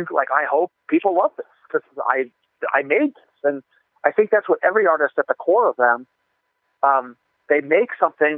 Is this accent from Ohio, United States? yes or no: no; Colorado, United States; also born or lived in New Jersey / Fort Collins; I was 4 when we moved to Colorado from New Jersey